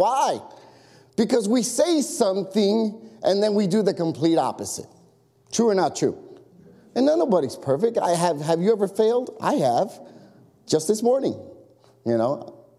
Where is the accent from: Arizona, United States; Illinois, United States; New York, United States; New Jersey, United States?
Illinois, United States; Chicago; I grew up in Chicago.